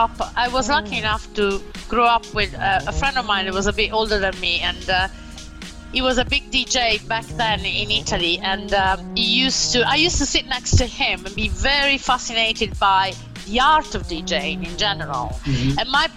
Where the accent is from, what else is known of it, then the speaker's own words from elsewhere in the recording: London, United Kingdom; So I grew up a lot in London clubbing, you know